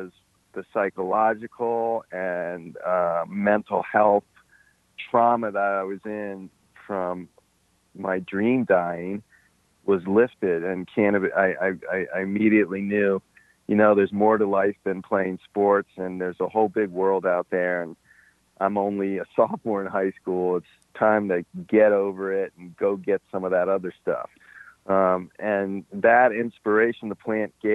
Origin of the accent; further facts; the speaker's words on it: Washington, District of Columbia, United States; also born or lived in Alexandria, Virginia; we grew up in Washington, D.C.